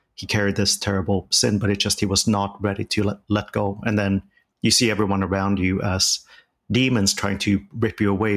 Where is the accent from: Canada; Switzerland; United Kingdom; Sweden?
Sweden; moved away; growing up in Sweden